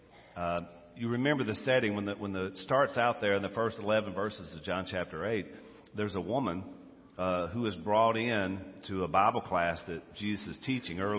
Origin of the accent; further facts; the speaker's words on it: United States; I'm an American. I'm proud of it